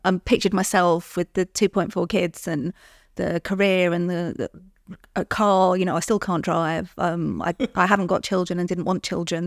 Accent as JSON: {"language": "English", "region": "London", "country": "United Kingdom", "said": "I'm from London"}